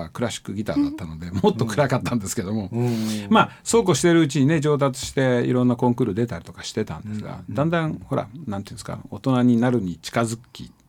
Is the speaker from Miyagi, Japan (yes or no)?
no; Fukuoka, Japan; moved away; 僕福岡出身なんですけども、はい、なかなかロックが盛んな町だったんですけども